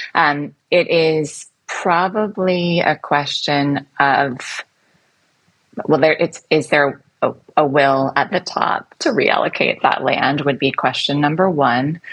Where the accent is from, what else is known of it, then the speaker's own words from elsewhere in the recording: United States; moved away as an adult; also born or lived in London; now in Singapore; in the United States, which is my home country